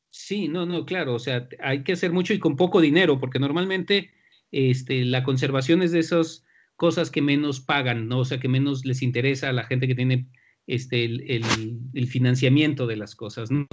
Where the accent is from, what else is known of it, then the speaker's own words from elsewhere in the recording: central Mexico, Mexico; de dónde sale toda nuestra cultura este, como mexicanos de la parte central